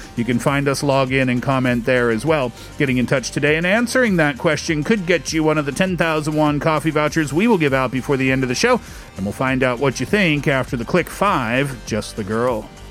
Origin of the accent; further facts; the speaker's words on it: Seoul, South Korea; I am from Seoul, South Korea.